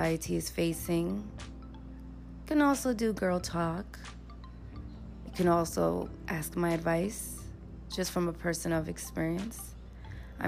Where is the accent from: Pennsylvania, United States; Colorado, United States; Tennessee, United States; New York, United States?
New York, United States; New York City; moved away as an adult; being a person from the Bronx